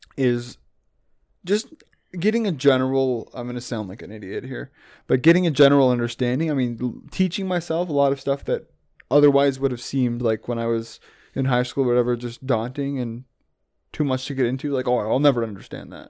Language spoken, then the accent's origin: English; Canada; I'm obviously Canadian